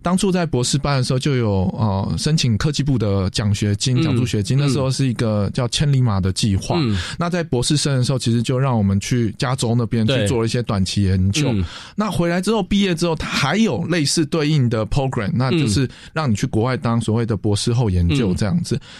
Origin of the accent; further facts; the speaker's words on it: Taipei, Taiwan; 因为我本身是台北人